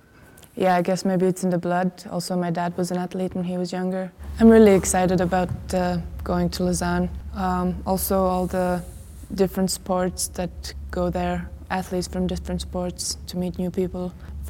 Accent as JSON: {"language": "English", "country": "Latvia", "said": "I'm a skier from Latvia. Latvia is a pretty flat country, no mountains, just some hills. Got onto my skis the age 2 or 3."}